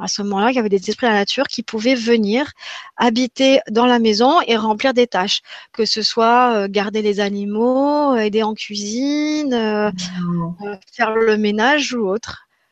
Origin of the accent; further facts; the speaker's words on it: Grenoble, Auvergne-Rhône-Alpes, France; je suis grenobloise, et eh ben, j'ai grandi en partie en montagne